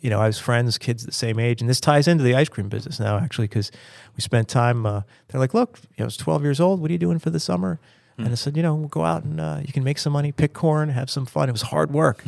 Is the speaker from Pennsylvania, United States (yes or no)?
yes; Pennsylvania, United States; I grew up in Pennsylvania